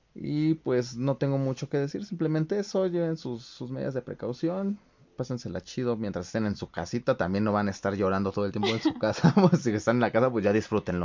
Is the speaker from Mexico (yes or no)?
yes; Mexico; como mexicanos